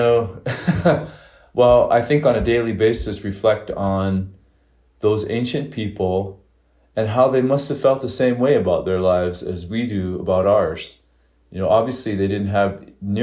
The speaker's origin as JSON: {"language": "English", "town": "Crow Agency", "region": "Montana", "country": "United States", "moved": "yes", "lives_now": "Bozeman, United States", "said": "I live in Bozeman, Montana. And, you know, I hail from Crow Agency"}